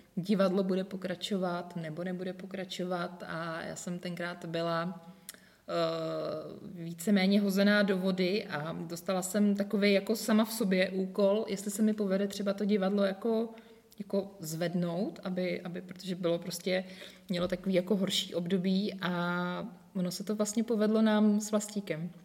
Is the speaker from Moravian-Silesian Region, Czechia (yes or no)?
no; Most, Ústí nad Labem Region, Czechia; also born or lived in Prague; chybělo mi to moje rodné město a, ti přátelé a ti všichni, takže já jsem se ve finále vrátila